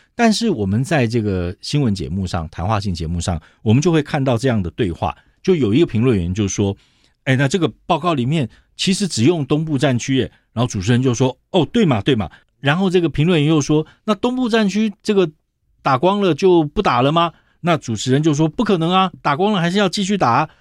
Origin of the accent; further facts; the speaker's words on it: Taiwan; 作为一个台湾人